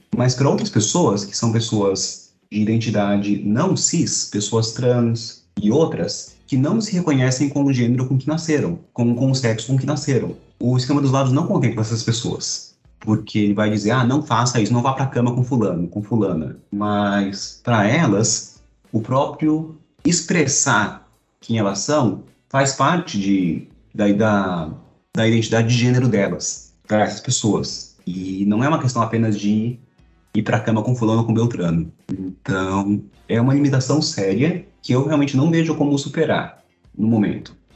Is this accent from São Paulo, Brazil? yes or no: yes; São Paulo, Brazil; now in Recife, Brazil; Eu sou de São Paulo e moro em Recife